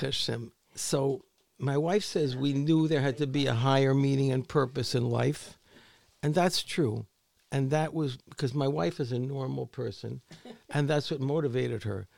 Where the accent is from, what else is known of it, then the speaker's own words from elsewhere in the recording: New York City, New York, United States; I grew up on the Upper East Side of Manhattan